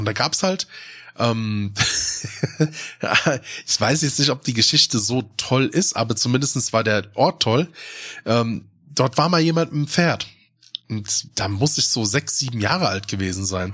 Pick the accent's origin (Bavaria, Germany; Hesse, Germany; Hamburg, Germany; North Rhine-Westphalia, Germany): Hesse, Germany; Odenwald; also born or lived in Darmstadt; im Odenwald in der Region, wo ich groß geworden bin